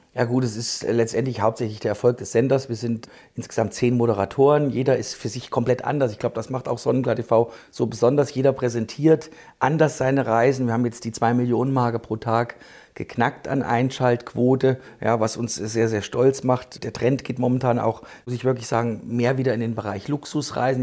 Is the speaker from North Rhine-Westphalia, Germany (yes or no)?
no; Thuringia, Germany; ich komme aus Thüringen